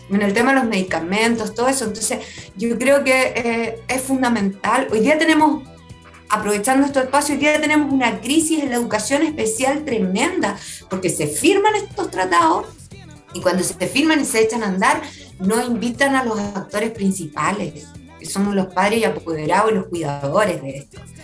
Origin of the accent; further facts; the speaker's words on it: Talcahuano, Biobío, Chile; me crié en Talcahuano